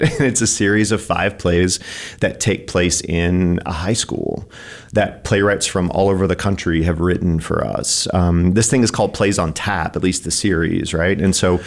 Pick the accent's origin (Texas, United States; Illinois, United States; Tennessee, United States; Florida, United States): Tennessee, United States; East; also born or lived in Colorado / Kentucky; now in Missoula, United States; I'm originally from Colorado, and then I grew All up right. in the mountains of East Tennessee